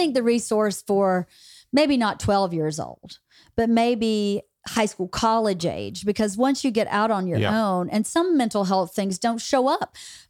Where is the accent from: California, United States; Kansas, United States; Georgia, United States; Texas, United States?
Georgia, United States; Bowdoin; I was in my hometown in Bowdoin, Georgia.